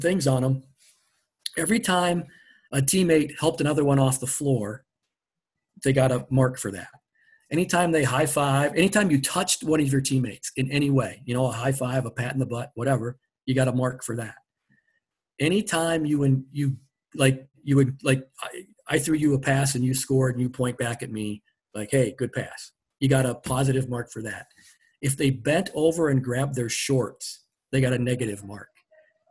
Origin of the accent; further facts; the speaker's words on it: Platteville, Wisconsin, United States; I grew up around Platteville